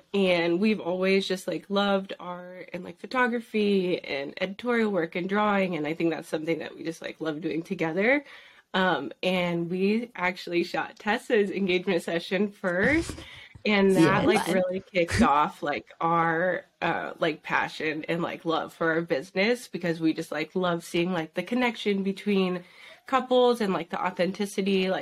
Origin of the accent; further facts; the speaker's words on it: Southern California, United States; we're from Southern California